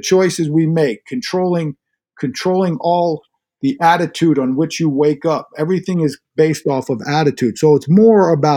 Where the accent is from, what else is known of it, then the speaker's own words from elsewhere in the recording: Inwood, New York, United States; I'm from Inwood